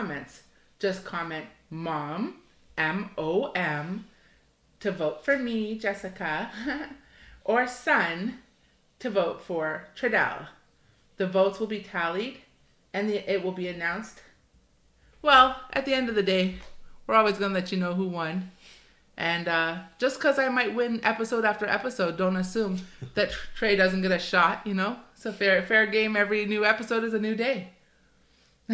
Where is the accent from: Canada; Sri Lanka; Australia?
Canada; Toronto, Ontario; I grew up in Toronto.